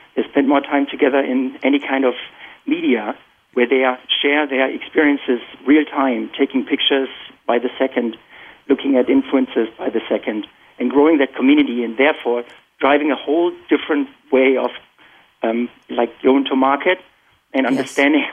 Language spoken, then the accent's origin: English; Germany; moved away as an adult; now in Boston, United States; So I'm born and raised in Germany, and you can probably still detect my accent. I've been here for about 18 years.